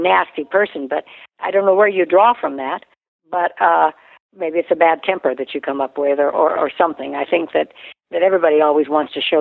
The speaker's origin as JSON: {"language": "English", "town": "Reno", "region": "Nevada", "country": "United States", "tie": "born or raised there", "said": "I was raised in Reno, Nevada, where there's prostitution, gambling, divorce."}